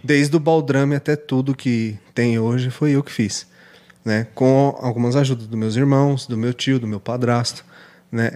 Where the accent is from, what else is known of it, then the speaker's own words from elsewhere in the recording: Suzano, São Paulo, Brazil; also born or lived in Ferraz de Vasconcelos; Eu sou nascido em Suzano.